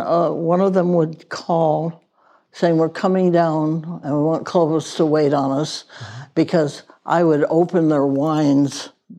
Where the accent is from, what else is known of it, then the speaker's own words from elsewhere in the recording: Wales, United Kingdom; born there; I was born in Wales and could speak a few words of Welsh.